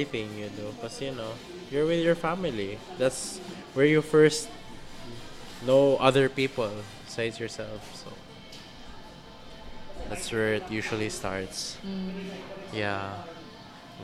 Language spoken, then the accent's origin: English; Philippines; being Filipino